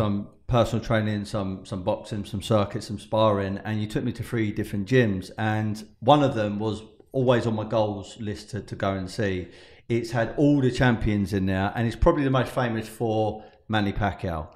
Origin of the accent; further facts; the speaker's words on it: United Kingdom; Being British